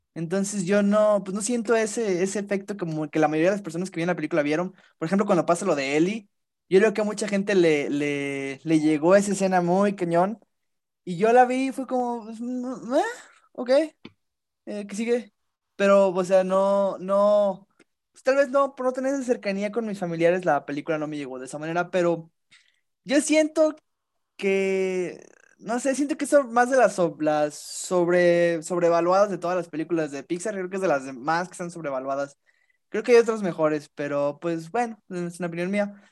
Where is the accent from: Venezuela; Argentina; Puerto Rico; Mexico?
Mexico; fue un orgullo como mexicano